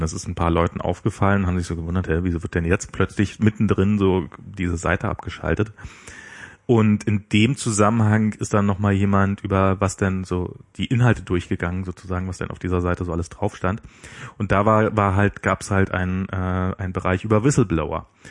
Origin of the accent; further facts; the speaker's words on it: East Germany, Germany; Ich als Ossi